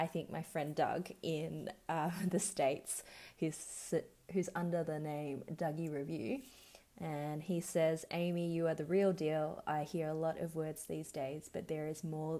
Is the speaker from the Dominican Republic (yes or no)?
no; Melbourne, Victoria, Australia; I was born and raised in Melbourne, Australia.